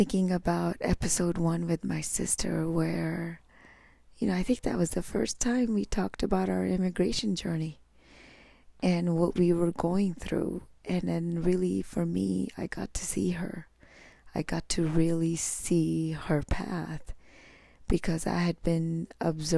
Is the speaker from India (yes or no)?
yes; India; moved away; I was born in India